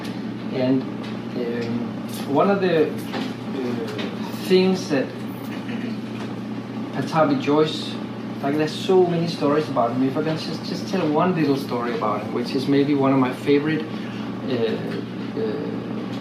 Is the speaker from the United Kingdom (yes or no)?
no; Denmark; I'm from Denmark.